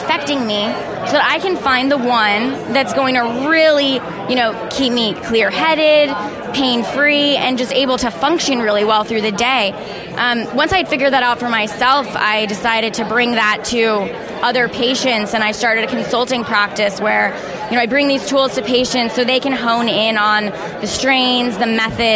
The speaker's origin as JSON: {"language": "English", "region": "New Jersey", "country": "United States", "tie": "born or raised there", "moved": "yes", "lives_now": "California, United States", "said": "I came from New Jersey, it's where I was born"}